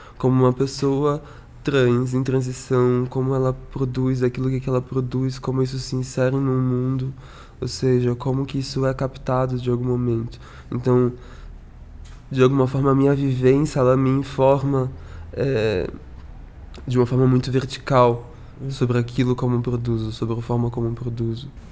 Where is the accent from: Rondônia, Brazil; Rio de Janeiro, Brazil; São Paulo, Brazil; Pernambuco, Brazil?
Rio de Janeiro, Brazil; São Gonçalo; eu sou de São Gonçalo, que é no Rio de Janeiro, no estado do Rio de Janeiro, mas a gente é Papa Goiaba, a gente não é carioca